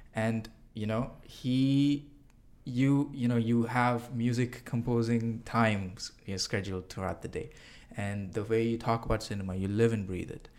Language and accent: English; Singapore; moved away as an adult; I'm an international student. I came from Singapore over here, and I left my country